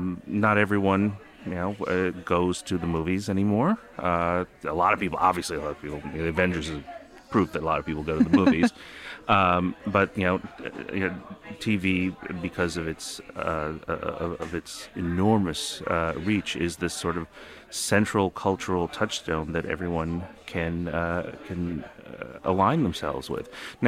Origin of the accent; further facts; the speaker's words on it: New York, United States; English is a second language; also born or lived in North Jersey, United States; You know, and I grew up in New York and North Jersey, and I don't think I have that accent.